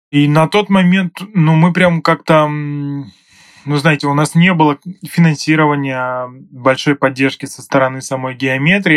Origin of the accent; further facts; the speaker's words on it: Kirov Oblast, Russia; moved away as an adult; now in Saint Petersburg, Russia; сам я родом из Кировской области